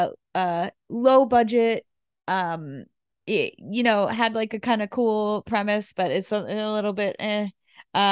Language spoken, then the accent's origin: English; New Hampshire, United States; Growing up in New Hampshire, there's a every year they used to have a Civil War reenactment